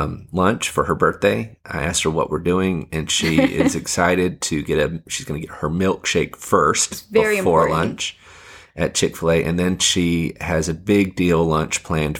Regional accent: Fiji; it got me thinking about growing up in Fiji.

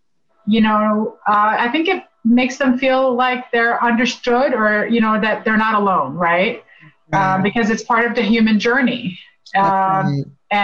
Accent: Northern Virginia, United States; also born or lived in Beirut, Lebanon; my years have been here in Northern Virginia

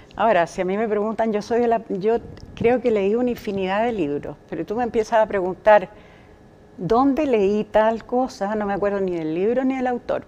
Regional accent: Magallanes and Chilean Antarctica, Chile; moved away; also born or lived in Santiago, Chile; yo nací en Santiago. Pero a los cinco o seis años, mi papá, que había sido militar y capitán hasta ese momento, eh, como familia nos trasladamos porque él se fue a trabajar a ENAP Así que nos fuimos a Punta Arenas primero y después a Tierra del Fuego. Así que en, lo sustantivo yo diría, siempre he pensado que soy magallánica

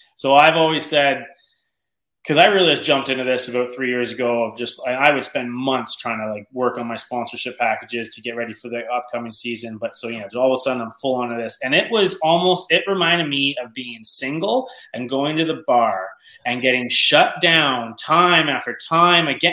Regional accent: Canada; I'm from Canada

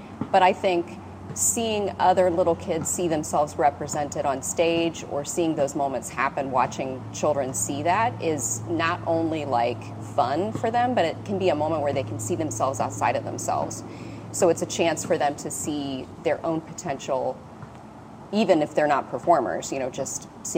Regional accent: Cincinnati, Ohio, United States; I'm from Cincinnati, Ohio.

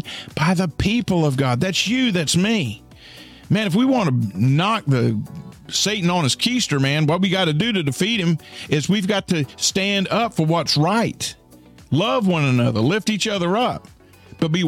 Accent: United States; I'm American

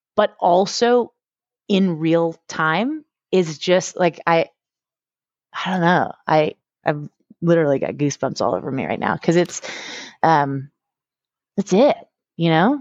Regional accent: Boston, Massachusetts, United States; moved away as an adult; now in Houston, United States; I grew up, um, in the Northeast, in Boston

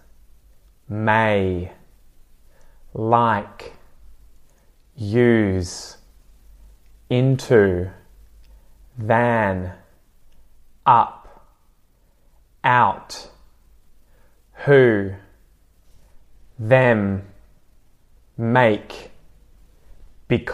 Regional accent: Australia; accent: Aussie; me as an Aussie

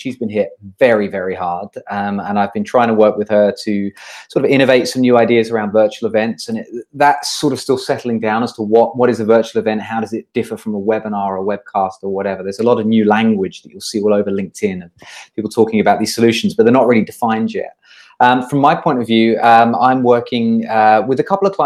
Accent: United Kingdom; moved away as an adult; now in Singapore; I'm originally British. I come from just outside of London. I came to Singapore in 2009. I've been here for 11 years now.

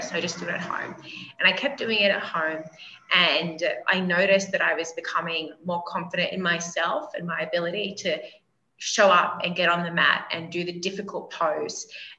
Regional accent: Australia; moved away as an adult; now in Colombia; Originally, I'm from Australia, but I've spent the last 9 years in Colombia, South America. So I've spent a lot of time kind of neutralizing my accent.

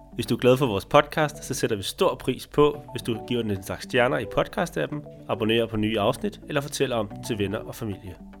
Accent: Denmark; moved away as an adult; Når vi er hjemme i Danmark

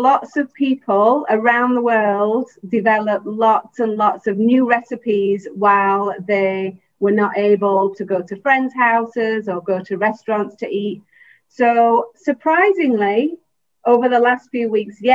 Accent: England, United Kingdom; moved away as an adult; also born or lived in Los Angeles, United States / Chicago, United States / Houston, United States; now in Taiwan; originally, I'm from England.

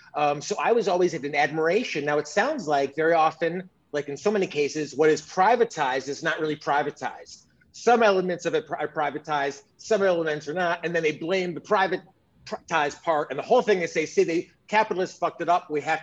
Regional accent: United States; even as an American

